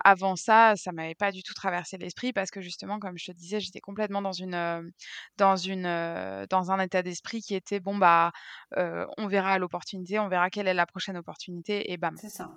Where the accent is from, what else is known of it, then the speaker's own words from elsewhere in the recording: Brittany, France; now in Bucharest, Romania; je suis bretonne